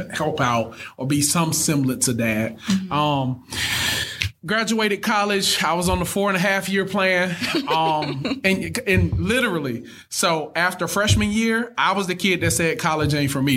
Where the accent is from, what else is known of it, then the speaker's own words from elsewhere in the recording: Thomaston, Georgia, United States; I'm from Thomaston, Georgia. Most people have never heard of Thomaston